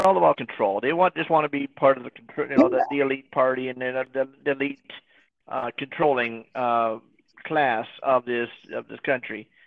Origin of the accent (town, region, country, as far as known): United States